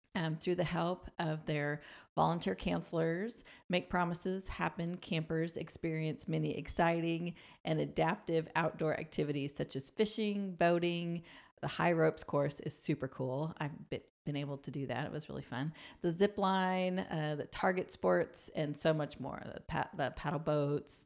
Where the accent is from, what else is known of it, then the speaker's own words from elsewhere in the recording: Boulder, Colorado, United States; moved away; also born or lived in Sand Springs; I'm from Boulder